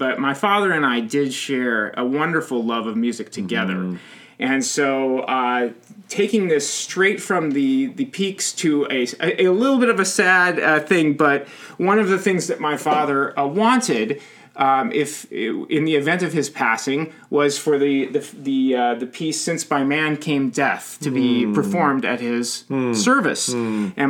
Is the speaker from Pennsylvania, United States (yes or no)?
no; California, United States; growing up in Southern California, my parents took me to see the Beach Boys when I was 12.